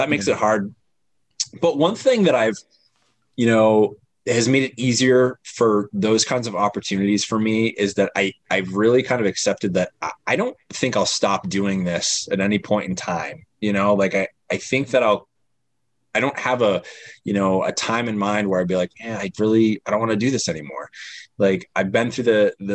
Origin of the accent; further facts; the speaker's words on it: Maine, United States; also born or lived in Chicago; I'm from Maine